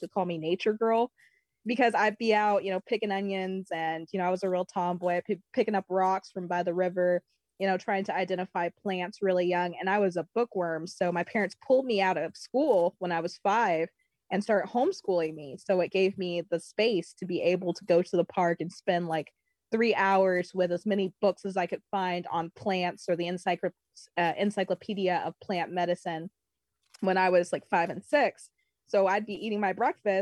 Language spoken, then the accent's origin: English; Bloomington, Indiana, United States; I was born in Bloomington, Indiana